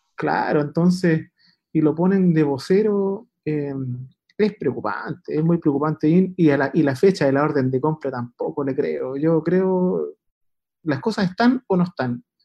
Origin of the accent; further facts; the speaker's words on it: Puente Alto, Santiago Metropolitan Region, Chile; Yo soy de Puente Alto